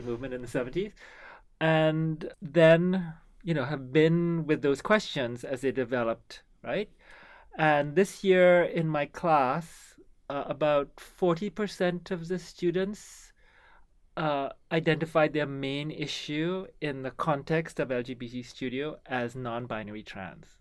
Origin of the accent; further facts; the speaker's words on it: Trinidad & Tobago; now in Canada; So I come from Trinidad